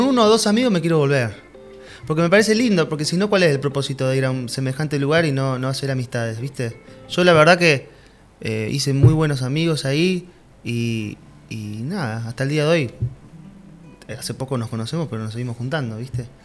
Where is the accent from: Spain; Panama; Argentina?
Argentina; also born or lived in Mexico; no anotarme en Argentina y no probar en mi país